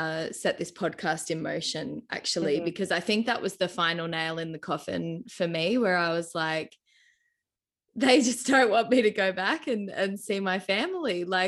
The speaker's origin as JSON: {"language": "English", "country": "Australia", "moved": "yes", "said": "I felt totally excluded from being an Australian"}